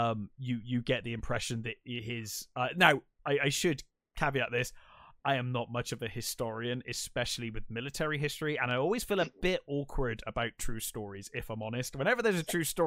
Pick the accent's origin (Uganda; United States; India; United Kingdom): United Kingdom; England; as an English person